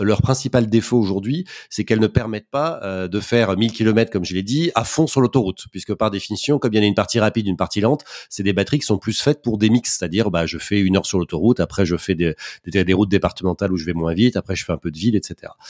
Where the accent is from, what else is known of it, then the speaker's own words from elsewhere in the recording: Paris, Île-de-France, France; quand on est parisien, par exemple, ce qui est mon cas